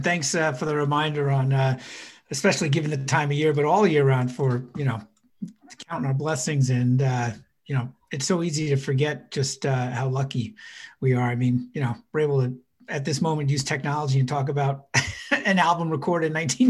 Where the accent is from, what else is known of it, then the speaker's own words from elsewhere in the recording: Riverhead, New York, United States; also born or lived in Connecticut; I grew up in Riverhead primarily, out east. And I went to college in Connecticut, as a matter of fact.